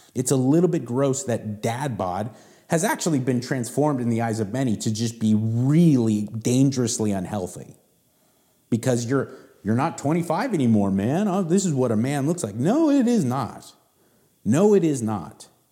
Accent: Southern California, United States; I grew up in Southern California

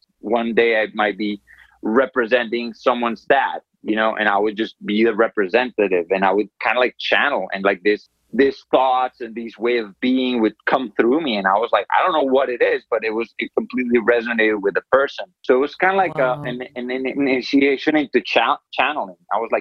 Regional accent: Medellín, Antioquia, Colombia; I grew up in Colombia, in Medellin, Colombia

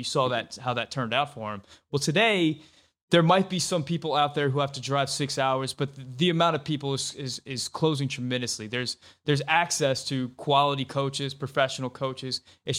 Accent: Louisiana, United States; I'm from Louisiana. Louisiana is certainly not a soccer crazy state.

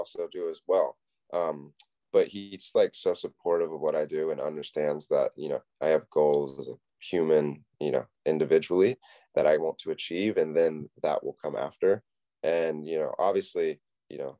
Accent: Wrightsville Beach, North Carolina, United States; I was born and raised in Wrightsville Beach, North Carolina

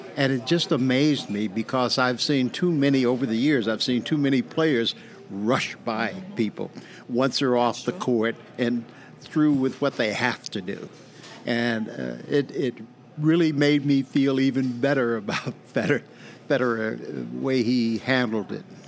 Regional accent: Maine, United States; I'm eighth generation from my county

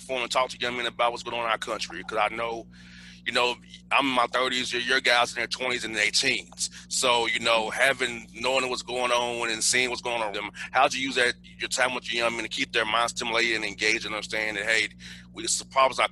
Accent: Atlanta, Georgia, United States; I grew up here in Atlanta, we were segregated here in Atlanta

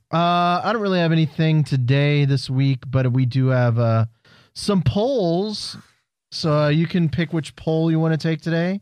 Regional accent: Houston, Texas, United States; we're all from Houston

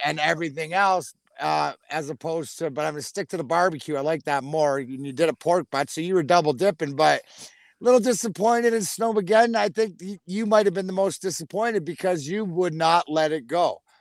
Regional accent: Canada; now in Michigan, United States; I'm Canadian, right? We all know I'm Canadian.

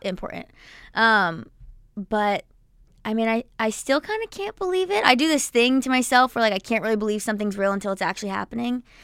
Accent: New Jersey, United States; I'm from Jersey and I grew up going to PNC Bank Art Center

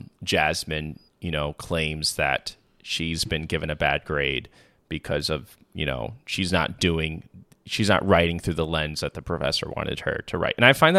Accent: Tacoma, Washington, United States; I'm from the fucking suburbs. I was valedictorian. I'm from Tacoma, Washington

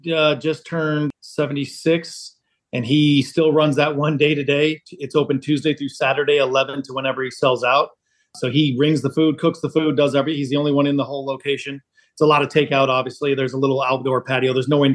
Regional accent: Greenville, South Carolina, United States; moved away as an adult; also born or lived in Florida; now in Chicago, United States; I grew up in Greenville, South Carolina.

